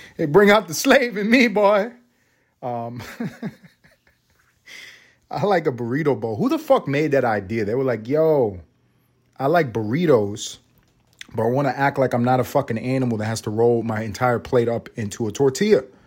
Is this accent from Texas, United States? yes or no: no; New York City, New York, United States; I'm from the hood. I'm from Harlem.